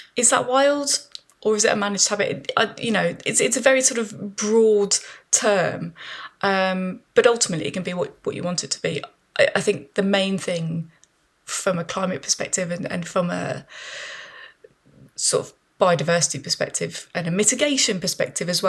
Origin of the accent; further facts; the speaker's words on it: Birmingham, West Midlands, United Kingdom; I grew up in Birmingham. I grew up in a very sort of suburban area